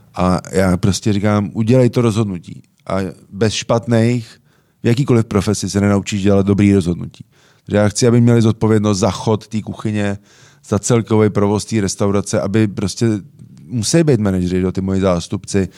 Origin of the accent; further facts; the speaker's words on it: Czechia; jsme že Češi